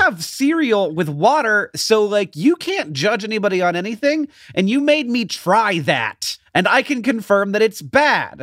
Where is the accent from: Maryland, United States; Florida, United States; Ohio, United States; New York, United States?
Florida, United States; Orlando; I grew up in, in Orlando